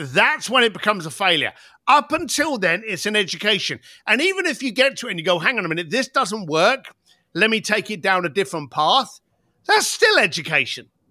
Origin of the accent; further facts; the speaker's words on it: London, United Kingdom; I came from the East End of London